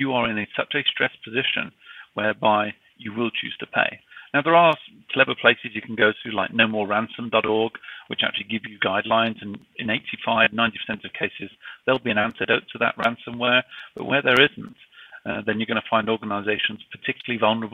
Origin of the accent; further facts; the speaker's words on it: United Kingdom; accent: British; now in United States; despite my British accent, I'm actually based out of the United States